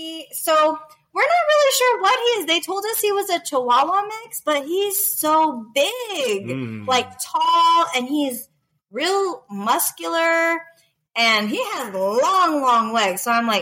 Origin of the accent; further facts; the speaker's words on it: Southern California, United States; moved away as an adult; now in Las Vegas, United States; Originally from Southern California.